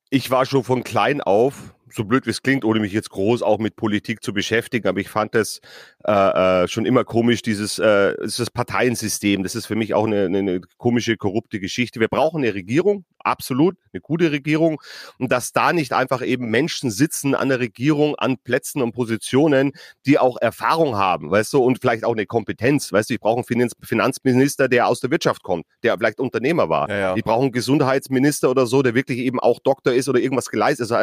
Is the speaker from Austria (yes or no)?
no; Bavaria, Germany; ich komme aus Bayern, ich komme vom Land, äh, ich habe meine Ferien immer auf dem Campingplatz verbracht.